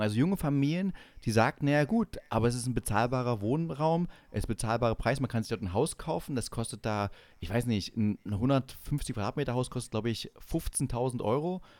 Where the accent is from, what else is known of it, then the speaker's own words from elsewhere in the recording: East Germany, Germany; als Ossi